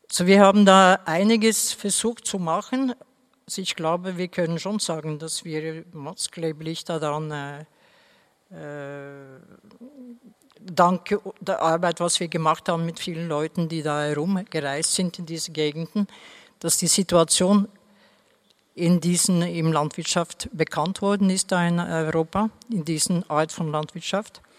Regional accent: Norway; German is a second language; Also zum Beispiel, ich komme ja aus Norwegen, da gibt es eh, zum Beispiel Heidelbeeren zu pflücken

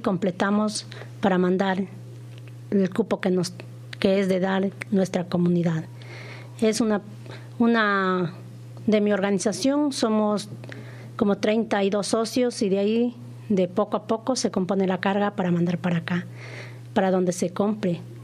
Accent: Ecuador; nosotros somos de allá de Ecuador, los más pequeñitos

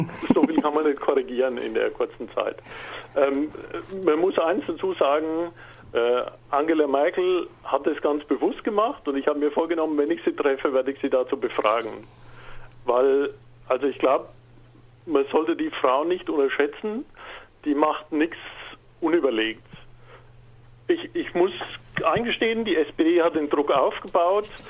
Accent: Franconia, Bavaria, Germany; Man hört es vielleicht, ich bin Migrationshintergrund, ich bin Franke

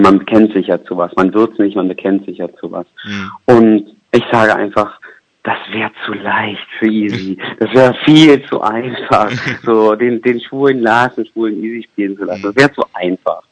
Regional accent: Berlin, Germany; moved away as an adult; now in Düsseldorf, Germany; ich komme aus Berlin

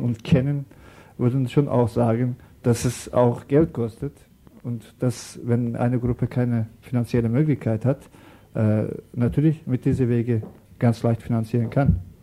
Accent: Turkey; German is a second language; now in Germany; wir kommen aus der Türkei

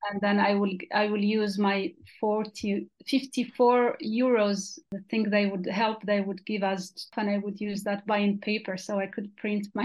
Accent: Western Sahara; moved away as an adult; now in Switzerland; I am from Western Sahara. I was born and raised in the Sahara refugee camps, where I lived there for 20 years, over 20 years.

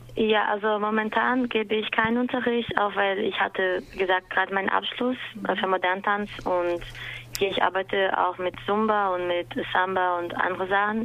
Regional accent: São Paulo, Brazil; German is a second language; moved away as an adult; now in Berlin, Germany; ich komme aus Brasilien, São Paulo und ich wohne in Berlin seit vier Jahren

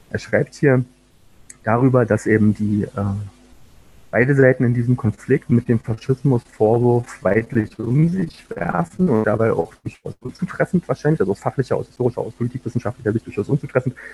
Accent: Berlin, Germany; war dann in der ersten Hälfte der 90er Jahre, vor allen Dingen in Ostberlin, wo ich aufgewachsen bin, mit dem nahezu alltäglichen Straßenterror einer neofaschistischen Jugendbewegung konfrontiert

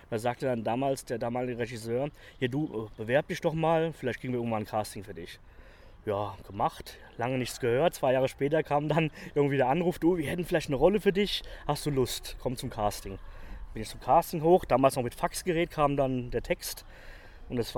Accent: Bad Homburg, Hesse, Germany; ich komme ja aus Frankfurt, also aus Bad Homburg unten

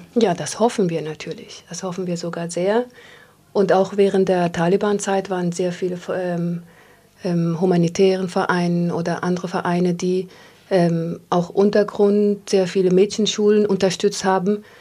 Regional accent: Afghanistan; moved away; als Afghanin

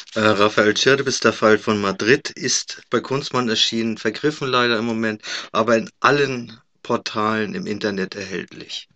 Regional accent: Germany; wir als Deutsche Deutsche

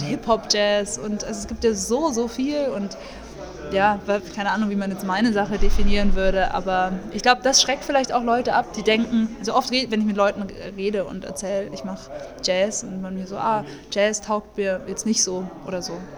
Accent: Munich, Bavaria, Germany; ich komme aus München

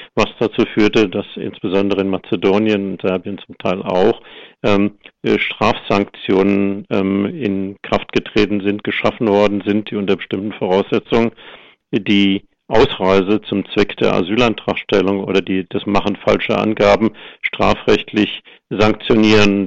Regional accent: Germany; wir als Deutsche

